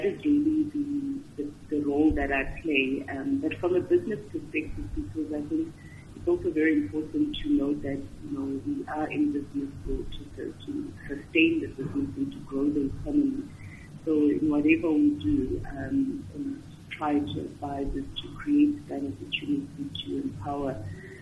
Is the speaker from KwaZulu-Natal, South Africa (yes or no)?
no; Grahamstown, Eastern Cape, South Africa; also born or lived in Port Elizabeth; I was born in Grahamstown, as I said, but I left Grahamstown, moved to PE for some time when I was in standards 9 and 10